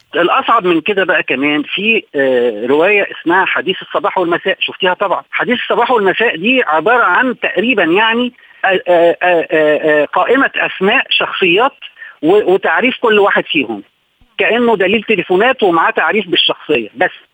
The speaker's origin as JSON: {"language": "Arabic", "country": "Egypt", "said": "احنا عندنا في مصر"}